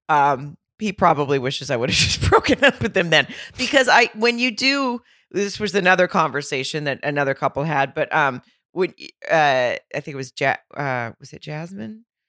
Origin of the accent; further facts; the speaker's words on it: Arkansas, United States; moved away; also born or lived in Fayetteville, Arkansas; my hometown in Arkansas, in Lowell, Arkansas, which is right outside of Fayetteville